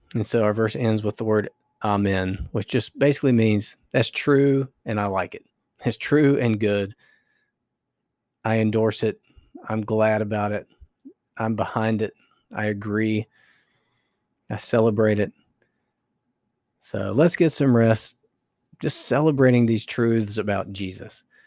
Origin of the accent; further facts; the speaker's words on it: North Carolina, United States; I grew up in North Carolina, going to church